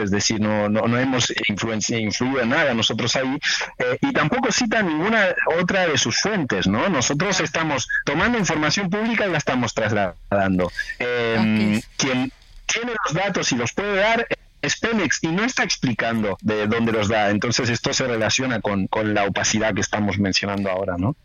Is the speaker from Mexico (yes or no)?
no; Argentina; yo trabajo en Argentina, soy argentino